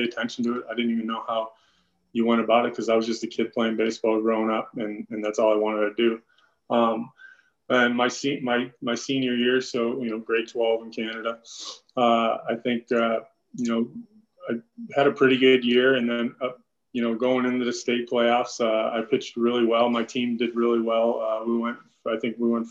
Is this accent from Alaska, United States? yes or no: no; Chicago, Illinois, United States; I'm actually, you know, from Chicago originally